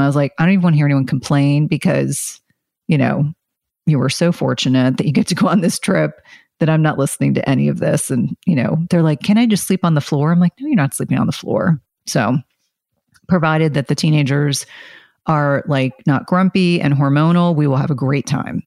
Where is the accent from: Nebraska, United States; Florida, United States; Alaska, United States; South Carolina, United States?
South Carolina, United States; I was born in South Carolina